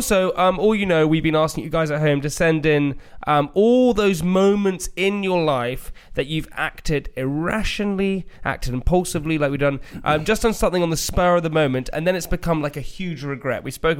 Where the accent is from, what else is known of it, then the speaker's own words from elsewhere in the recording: United Kingdom; We're very British.